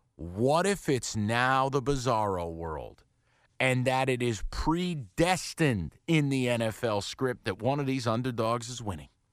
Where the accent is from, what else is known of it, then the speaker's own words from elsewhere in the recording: New York, United States; I'm a prick from New York